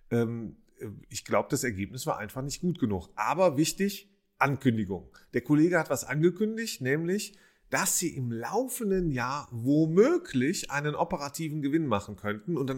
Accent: Rhineland, Germany; also jemand aus dem Rheinland, aus meiner Heimat

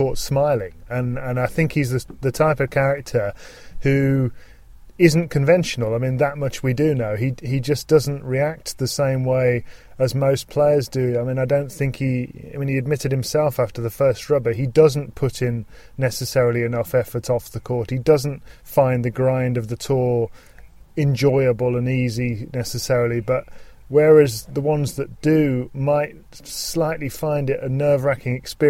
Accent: United Kingdom; as a British person

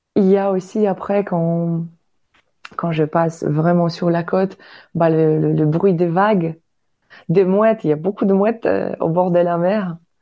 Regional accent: Baltic coast, northern Poland, Poland; French is a second language; moved away as an adult; now in France; je suis polonaise, polonaise de naissance

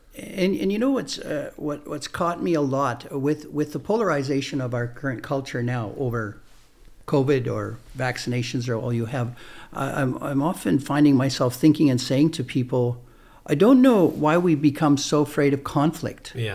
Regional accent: Canada; we're Canadian

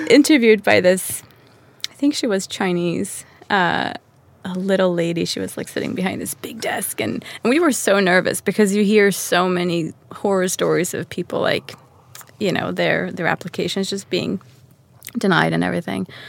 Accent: Stockholm, Stockholm County, Sweden; moved away as an adult; also born or lived in Manhattan, New York; Born and raised in Stockholm.

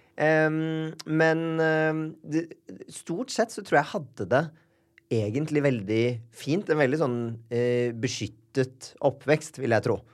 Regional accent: Bærum, Akershus, Norway; Født og oppvokst eh

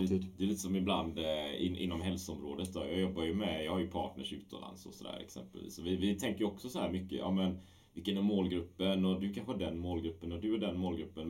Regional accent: Sweden; also born or lived in Gothenburg; Jag är från Sverige

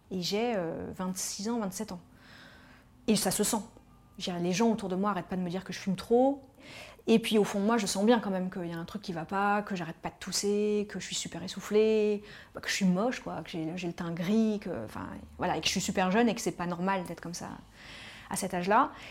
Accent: Paris, Île-de-France, France; Je suis parisienne, euh, j'ai toujours grandi à Paris

